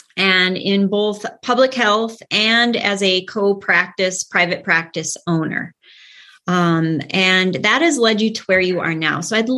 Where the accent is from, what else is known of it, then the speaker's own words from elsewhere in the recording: Minnesota, United States; accent: Minnesotan; So my accent is Minnesotan